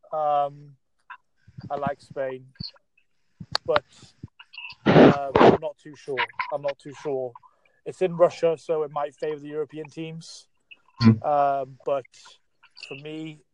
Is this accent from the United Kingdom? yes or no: yes; Wales, United Kingdom; I'm actually from Wales, but for about 15 years now, I've been a season ticket holder at Manchester United